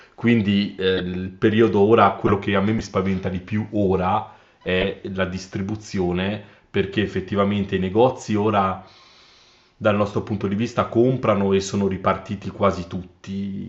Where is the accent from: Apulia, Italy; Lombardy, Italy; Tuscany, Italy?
Tuscany, Italy; Carrara; Io sono di Carrara